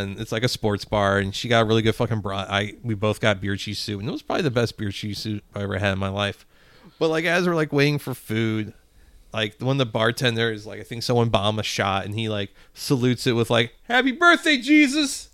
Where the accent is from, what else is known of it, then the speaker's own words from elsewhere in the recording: Spanish Lake, Missouri, United States; growing up in Spanish Lake